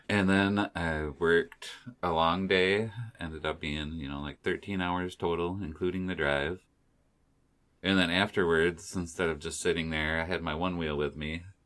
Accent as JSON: {"language": "English", "region": "Michigan", "country": "United States", "said": "We're from Michigan."}